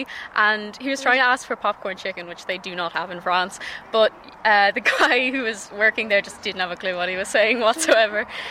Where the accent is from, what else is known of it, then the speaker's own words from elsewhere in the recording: Dublin, Leinster, Ireland; accent: Dublin; People would know straight away I'm from Dublin.